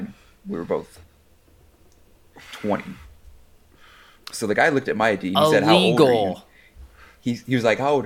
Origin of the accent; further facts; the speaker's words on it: Florida, United States; moved away; I grew up in Florida all my life.